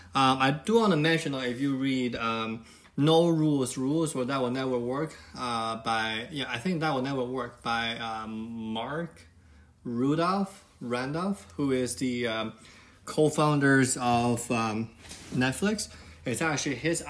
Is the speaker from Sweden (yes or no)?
no; China; now in United States; When I was little, when I was growing up in China